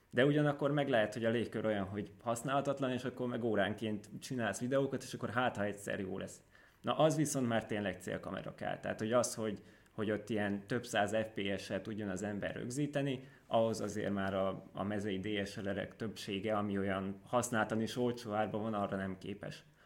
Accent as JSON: {"language": "Hungarian", "town": "Tótkomlós", "region": "Békés", "country": "Hungary", "moved": "yes", "lives_now": "Szeged, Hungary", "said": "Tótkumlósi vagyok, ami egy nagyon kellemes kis falu, vagy város, bocsánat, város Békés megyében. Igazából nagyon szerettem ott lakni"}